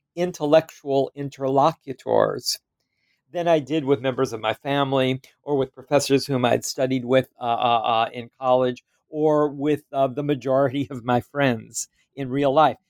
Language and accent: English; Louisiana, United States; moved away as an adult; I come from Louisiana